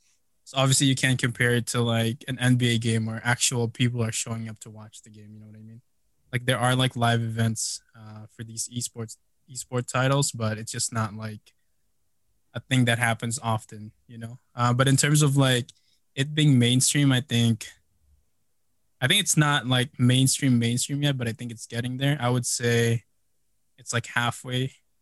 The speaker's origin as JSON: {"language": "English", "country": "Philippines", "said": "So I, you know, I'm Filipino. Growing up, we kind of always visited the Philippines."}